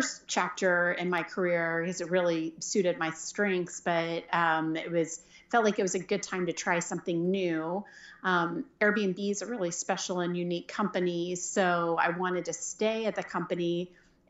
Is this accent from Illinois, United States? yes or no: no; Jenks, Oklahoma, United States; moved away as an adult; also born or lived in Washington, D.C.; I grew up in Oklahoma and went to high school in Jinx